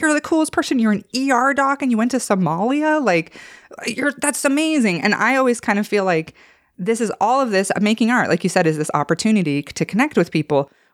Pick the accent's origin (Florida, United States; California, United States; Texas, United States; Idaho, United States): Idaho, United States; I'm from Idaho